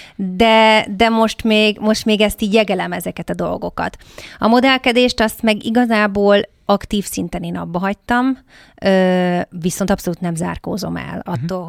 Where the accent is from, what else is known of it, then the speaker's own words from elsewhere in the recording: Hungary; moved away; magyarként kikerülni külföldre